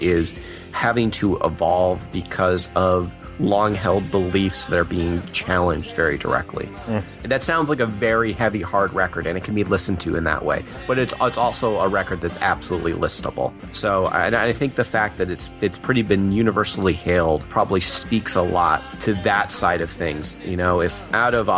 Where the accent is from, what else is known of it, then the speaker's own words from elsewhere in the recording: United States; I'm in America, so my perspective is largely as an American